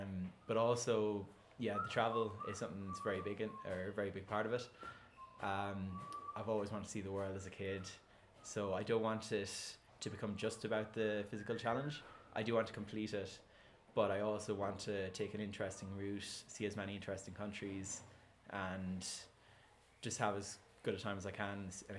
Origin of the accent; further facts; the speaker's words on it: Ireland; But being Irish, half a bottle of vodka wasn't really enough to get me drunk.